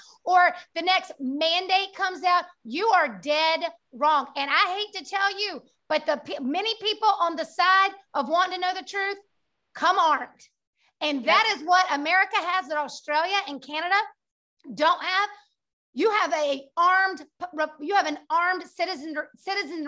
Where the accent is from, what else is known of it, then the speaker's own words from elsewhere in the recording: United States; We are three American women, mothers, wives, business owners